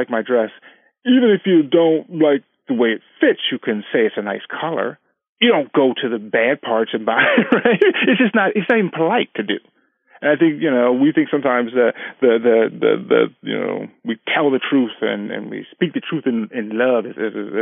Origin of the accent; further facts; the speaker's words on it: California, United States; we've been married 19 years, and we're from California